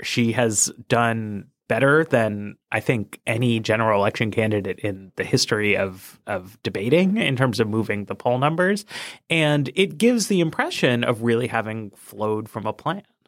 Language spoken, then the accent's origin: English; New York, United States; I'm a New Yorker. I, I was living there in the state at the time.